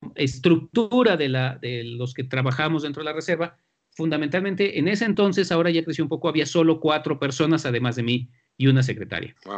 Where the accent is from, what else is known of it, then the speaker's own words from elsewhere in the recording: central Mexico, Mexico; de dónde sale toda nuestra cultura este, como mexicanos de la parte central